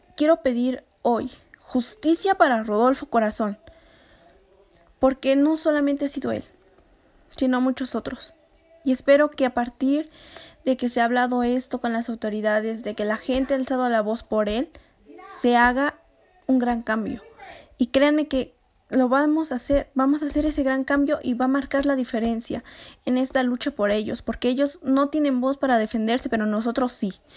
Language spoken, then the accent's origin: Spanish; Mexico; nosotros como mexicanos